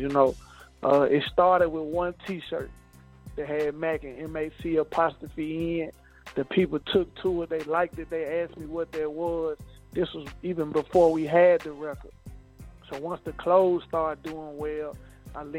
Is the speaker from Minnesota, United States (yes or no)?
no; Haywood County, West Tennessee, United States; I'm from West Tennessee, Haywood County